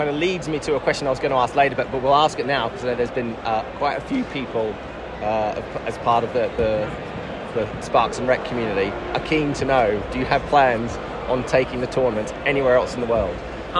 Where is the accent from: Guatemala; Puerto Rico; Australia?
Australia; I'm Australian